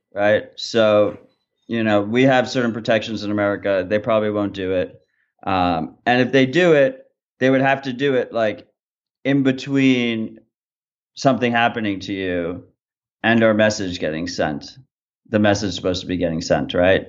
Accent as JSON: {"language": "English", "region": "New York", "country": "United States", "said": "I'm from New York"}